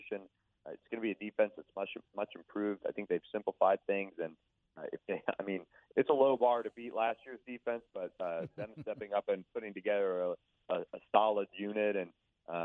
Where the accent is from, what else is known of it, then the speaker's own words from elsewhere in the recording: Tampa, Florida, United States; I grew up in Tampa